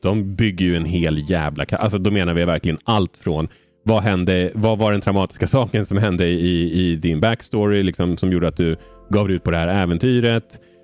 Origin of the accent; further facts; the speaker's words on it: Umeå, Västerbotten County, Sweden; jag är ju född i Umeå